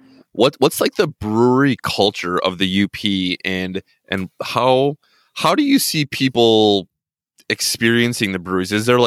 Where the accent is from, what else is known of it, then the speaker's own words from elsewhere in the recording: Wisconsin, United States; we're from Wisconsin here, and we know a lot about the brewery culture of Wisconsin.